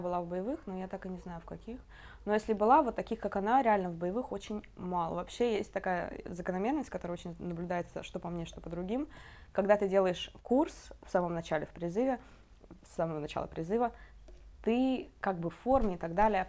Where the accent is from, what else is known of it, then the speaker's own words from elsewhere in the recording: Kemerovo, Kemerovo Oblast, Russia; moved away as an adult; now in Israel; я изначально из Сибири, из Кемерово